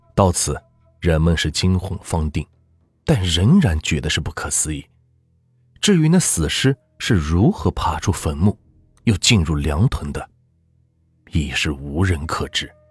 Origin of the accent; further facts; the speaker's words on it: Anhui, China; 我呢，也是安徽人